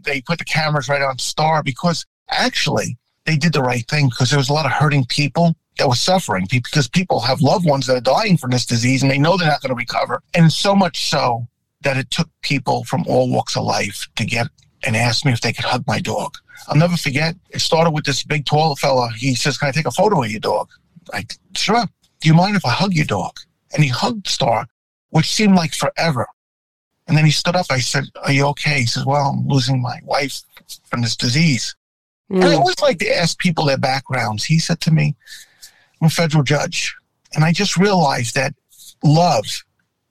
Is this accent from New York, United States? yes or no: yes; New York City, New York, United States; I grew up in New York. And when you grow up in New York